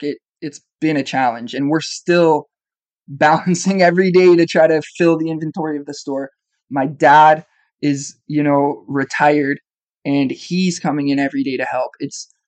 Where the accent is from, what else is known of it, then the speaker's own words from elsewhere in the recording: Collingwood, Ontario, Canada; we're from the Collingwood area.